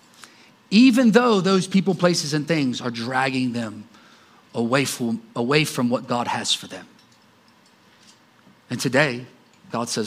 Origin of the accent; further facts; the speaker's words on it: Columbus, Ohio, United States; moved away as an adult; also born or lived in Johnstown, Pennsylvania; I was from Columbus, right around Columbus, Ohio.